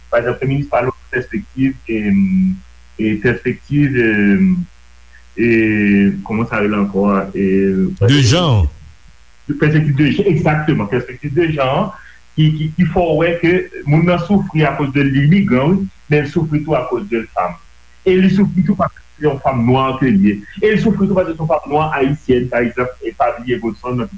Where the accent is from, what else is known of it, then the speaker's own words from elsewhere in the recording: Haiti; Un, parce que je suis noir, deux, parce que je suis haïtien.